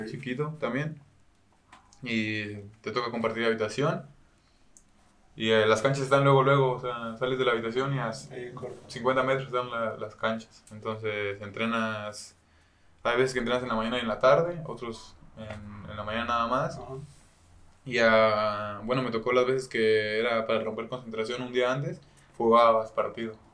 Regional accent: Chile; También es chileno, soy chileno mexicano.

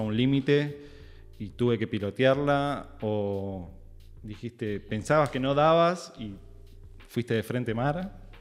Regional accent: Hurlingham, Buenos Aires Province, Argentina; soy de zona sur de Herley.

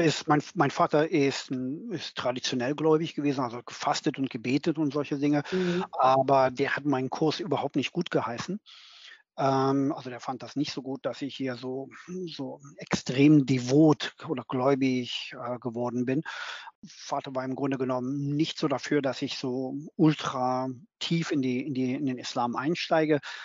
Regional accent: Berlin, Germany; moved away as an adult; now in London, United Kingdom; bin, wie gesagt, 2008 aus Berlin weggegangen als Berliner, geborener Berliner und äh, lebe jetzt in London

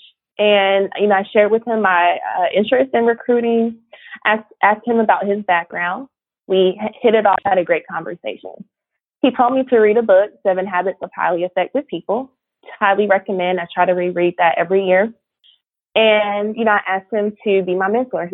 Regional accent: Raleigh, North Carolina, United States; also born or lived in Charlotte, North Carolina; I grew up in Raleigh, North Carolina. Shout out to the 919.

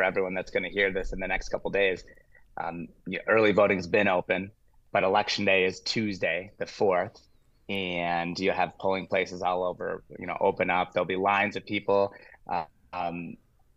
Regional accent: Glen Ellyn, Illinois, United States; also born or lived in Schaumburg, Illinois; now in West Dundee, United States; I'm from Glen Ellen, which is not very far away

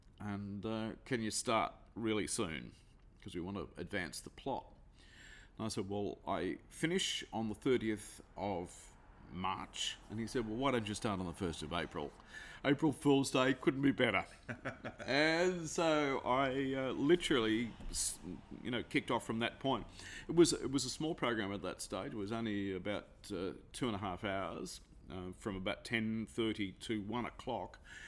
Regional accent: Rose Bay North, New South Wales, Australia; So we moved from Darlinghurst to Bondi and we spent a lot of our time in an area called Rose Bay North. And that's where we essentially grew up from 7 till I left home.

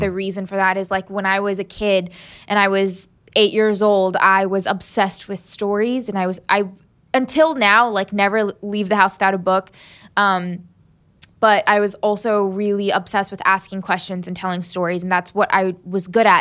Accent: Southern Maryland, United States; also born or lived in Huntington, West Virginia / Selma, Alabama / Birmingham, Alabama; Southern Maryland. And that's where I grew up

